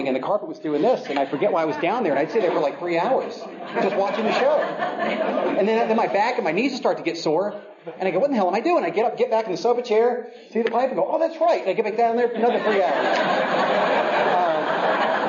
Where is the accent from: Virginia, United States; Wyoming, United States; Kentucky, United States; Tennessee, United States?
Virginia, United States; I grew up in Virginia